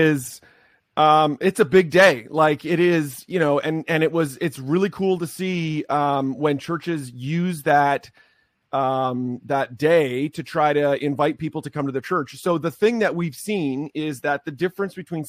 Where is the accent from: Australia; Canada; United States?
Canada; I am Canadian, don't hold it against me, although I mostly serve American churches.